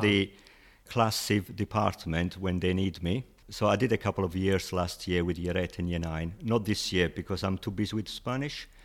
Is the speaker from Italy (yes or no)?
yes; Italy; English is a second language; moved away as an adult; also born or lived in Bradford, United Kingdom; now in United Kingdom; I grew up in Italy